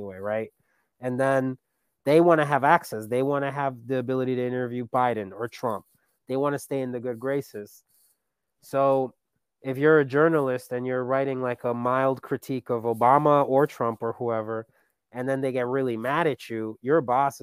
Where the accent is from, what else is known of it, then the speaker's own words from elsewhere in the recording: Colombia; now in United States; I'm an immigrant. You know, I come from Colombia, and I love Colombia